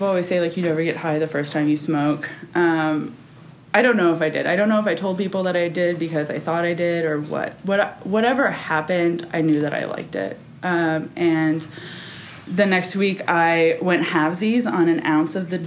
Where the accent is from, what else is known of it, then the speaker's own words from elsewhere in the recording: Kerrville, Texas, United States; also born or lived in Austin, Texas; I grew up in Kerrville. I lived there till I was 13